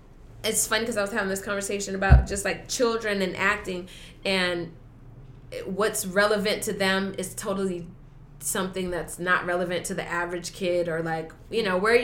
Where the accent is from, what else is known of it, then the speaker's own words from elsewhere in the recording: Los Angeles, California, United States; we grew up in the Valley